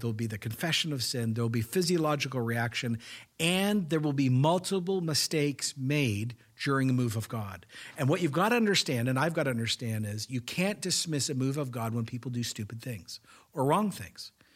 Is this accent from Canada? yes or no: yes; Canada; as a Canadian